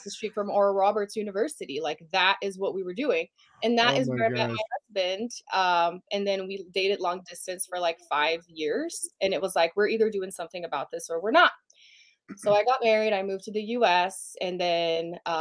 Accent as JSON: {"language": "English", "country": "Brazil", "tie": "born or raised there", "second_language": "English", "moved": "yes", "said": "I'm from Brazil originally, born and raised"}